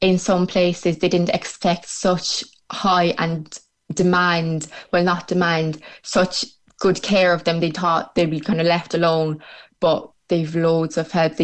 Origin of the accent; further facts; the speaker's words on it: Ireland; also born or lived in Poland / Mallow; I was born in Poland. I came to Ireland when I was 6 months, so practically my whole life is here in Ireland